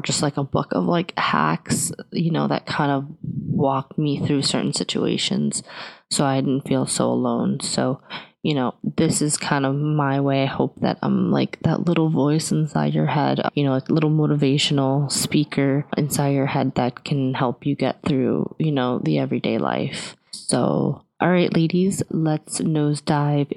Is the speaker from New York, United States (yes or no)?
yes; New York, United States; now in New Jersey, United States; I was born in New York, Queens, to be specific, currently living in New Jersey